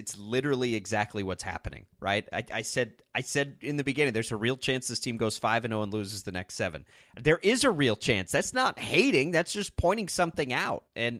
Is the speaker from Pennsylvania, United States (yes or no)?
no; Texas Panhandle, United States; now in Kansas, United States; I grew up in the Texas Panhandle and have absolutely no allegiances to any of those schools.